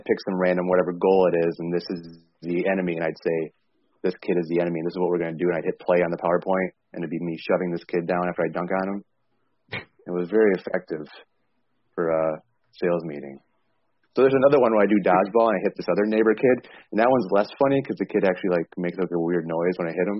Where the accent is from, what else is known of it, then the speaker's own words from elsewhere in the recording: Michigan, United States; accent: Michigan; They could hear my Michigan accent